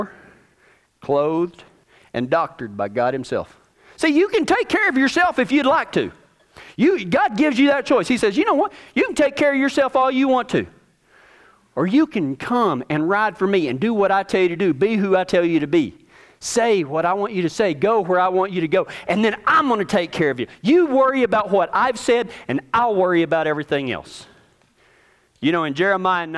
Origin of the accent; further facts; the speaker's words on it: Texas, United States; I'm from Texas